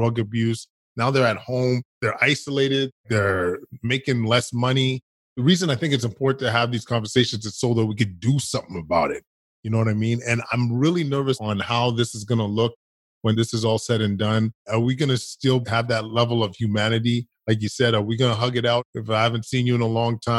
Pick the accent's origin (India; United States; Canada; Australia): Canada; Edmonton, Alberta; I grew up in Edmonton, Alberta, Canada